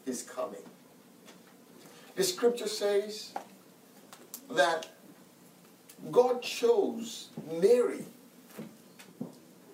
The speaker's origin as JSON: {"language": "English", "country": "Nigeria", "tie": "born or raised there", "said": "Growing up in Nigeria as a young man"}